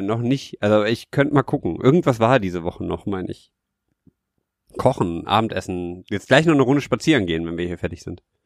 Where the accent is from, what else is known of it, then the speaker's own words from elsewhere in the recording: Rhineland, Germany; ich halt als Rheinländer denke